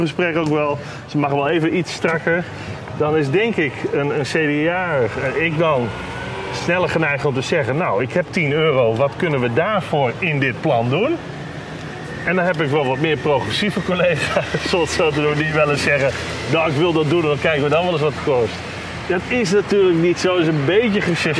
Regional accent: Netherlands; als Nederlanders

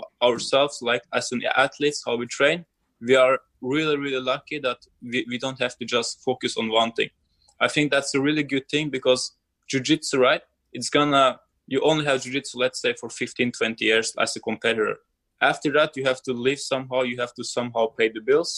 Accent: Azerbaijan; I'm from Azerbaijan

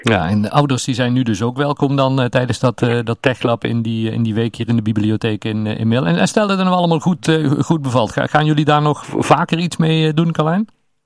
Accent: Netherlands; wij Hollanders

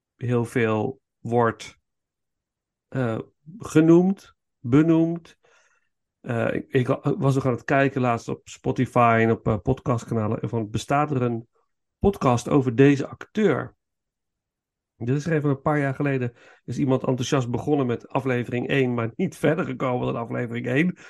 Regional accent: Netherlands; als Hollander

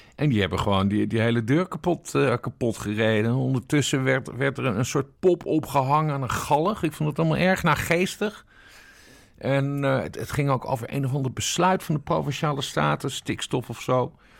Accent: Friesland, Netherlands; Ik ben geboren en getogen Fries. Ik kom uit de Woorden. Ik ben een Wardpiek.

